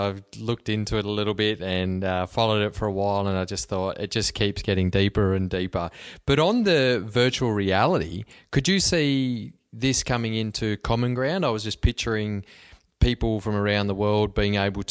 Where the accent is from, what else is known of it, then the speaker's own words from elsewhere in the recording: Cobar, New South Wales, Australia; moved away; I grew up in Western New South Wales in Cobar